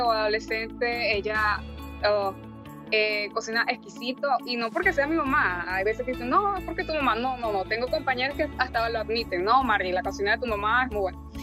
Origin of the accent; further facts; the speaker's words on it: Venezuela; moved away as an adult; now in Dania Beach, United States; yo, igual que mi esposo, somos nativos de Venezuela